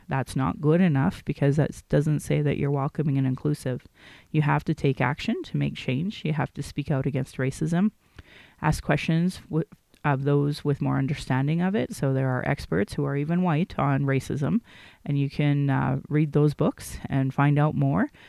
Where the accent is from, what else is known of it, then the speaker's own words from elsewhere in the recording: Calgary, Alberta, Canada; I was born in Calgary